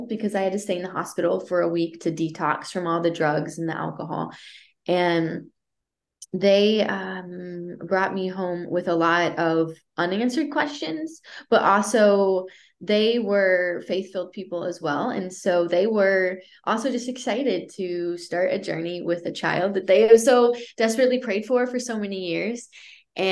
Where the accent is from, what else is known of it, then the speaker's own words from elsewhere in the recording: East St. Louis, Illinois, United States; I was born in the East St. Louis area from two parents that were struggling a whole lot